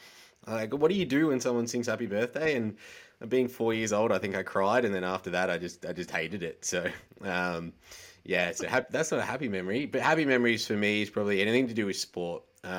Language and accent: English; Melbourne, Victoria, Australia; also born or lived in Preston, Victoria; And then Mum and Dad moved to Chirnside Park, which is like the last suburb on the outer rim of Melbourne before you hit sort of the Yarra Valley with all the wineries. So out my back door, there was basically cows